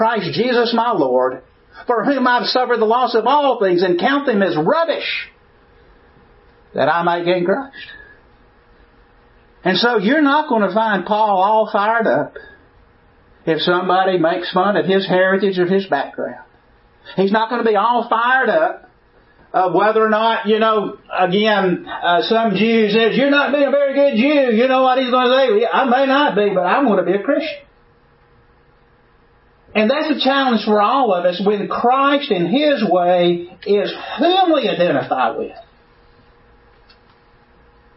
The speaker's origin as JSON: {"language": "English", "town": "Birmingham", "region": "Alabama", "country": "United States", "tie": "born or raised there", "also_born_or_lived": "Lincoln, Nebraska", "accent": "southern", "said": "I grew up in Birmingham, Alabama. I grew up in a neighborhood, raised in a segregated school and neighborhood"}